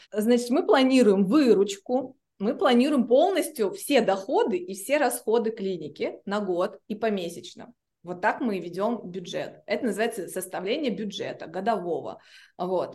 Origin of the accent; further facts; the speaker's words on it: Blagoveshchensk, Amur Oblast, Russia; moved away as an adult; now in Saint Petersburg, Russia; я вообще из Благовещенска